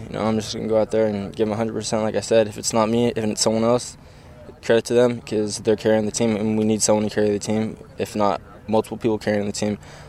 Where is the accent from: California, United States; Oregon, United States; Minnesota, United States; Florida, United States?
Oregon, United States; Beaverton; moved away; I'm from Portland, obviously.